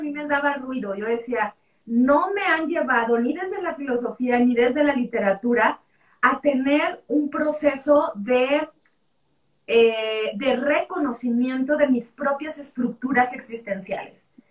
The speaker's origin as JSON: {"language": "Spanish", "town": "Culiacán", "region": "Sinaloa", "country": "Mexico", "tie": "born or raised there", "moved": "as an adult", "lives_now": "Mexico City, Mexico", "said": "Yo crecí en Sinaloa, en Culiacán"}